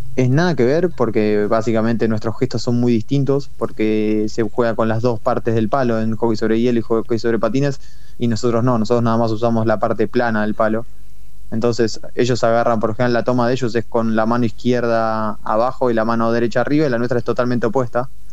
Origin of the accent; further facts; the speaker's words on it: Argentina; moved away as an adult; also born or lived in Madrid, Spain / Netherlands / Belgium; somos eh, bastantes argentinos dando vueltas.